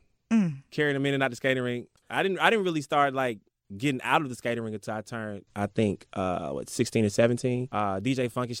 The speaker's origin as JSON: {"language": "English", "town": "Decatur", "region": "Georgia", "country": "United States", "tie": "born or raised there", "said": "I grew up on the east side."}